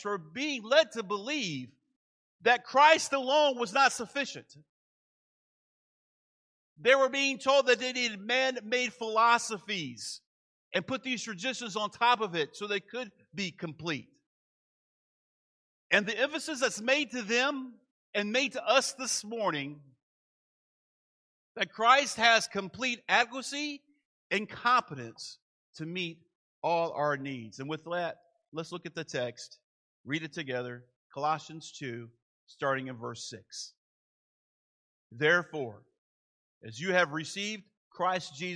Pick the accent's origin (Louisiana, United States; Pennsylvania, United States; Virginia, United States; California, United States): Virginia, United States; Manassas; moved away; I grew up in Manassas, Virginia.